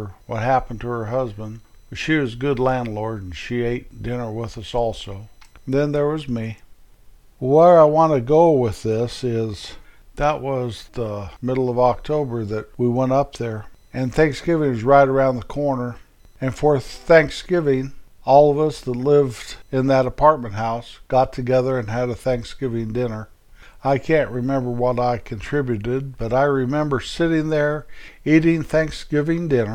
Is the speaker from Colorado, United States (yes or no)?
yes; Colorado, United States; moved away as an adult; also born or lived in Midwest; we moved from a little town I was raised in Colorado, to the Midwest